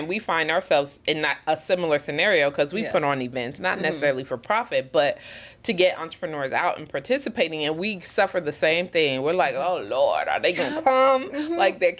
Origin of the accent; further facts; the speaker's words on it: Atlanta, Georgia, United States; now in Bermuda; I'm from Atlanta, Georgia originally.